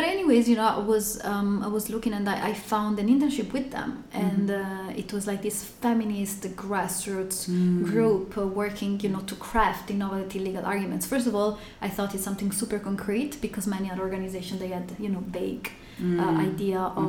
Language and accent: English; Italy; moved away as an adult; also born or lived in Turkey; now in California, United States; Originally, I'm from Italy. I moved to California about a year ago.